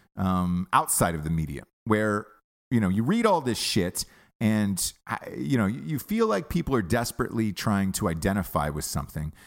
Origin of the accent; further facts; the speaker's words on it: United States; as an American